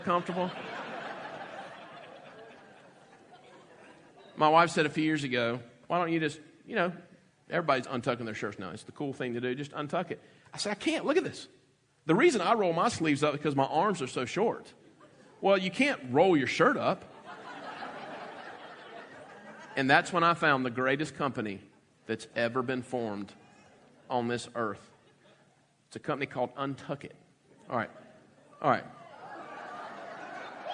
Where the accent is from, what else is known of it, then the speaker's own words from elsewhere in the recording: the South, United States; growing up in the South